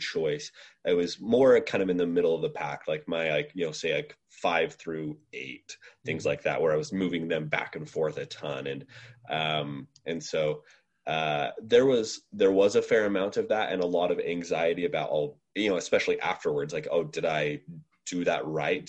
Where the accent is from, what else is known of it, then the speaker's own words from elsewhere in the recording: Utah, United States; I'm from Utah originally